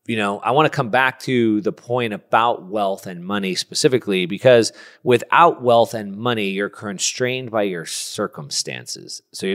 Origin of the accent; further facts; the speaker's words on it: United States; From an American to a Canadian here